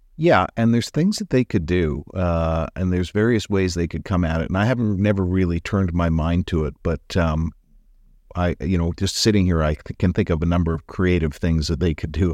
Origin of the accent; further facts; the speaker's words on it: Alberta, Canada; now in British Columbia, Canada; I'm from Alberta.